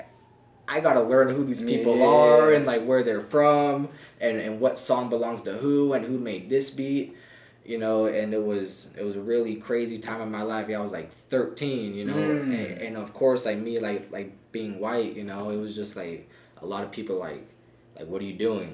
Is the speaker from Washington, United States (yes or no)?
no; Camarillo, California, United States; I'm from Camarillo, California